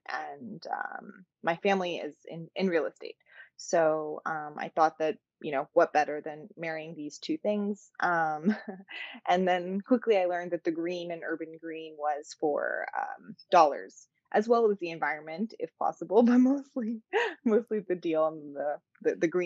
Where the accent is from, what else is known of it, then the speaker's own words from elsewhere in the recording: San Francisco, California, United States; was born and raised in San Francisco to Persian, awesome, beautiful Persian parents